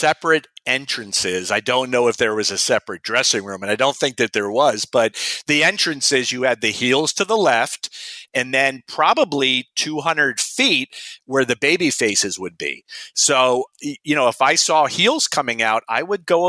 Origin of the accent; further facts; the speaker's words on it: Miami Beach, Florida, United States; I was born and raised in Miami Beach, Florida